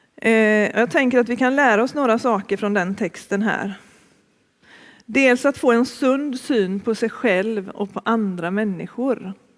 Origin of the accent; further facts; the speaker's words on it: Gothenburg, Västra Götaland, Sweden; moved away as an adult; also born or lived in Uppsala / Stockholm / Örebro / Malå; Jag är från början från Västra Frölunda, Fiskebäck utanför Göteborg. Och det är där jag bor nu också